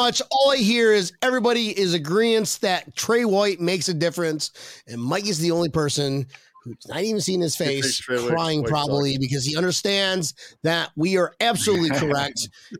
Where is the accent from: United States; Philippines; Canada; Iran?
Philippines; Filipino, my man. I am from the Philippines. Philippines.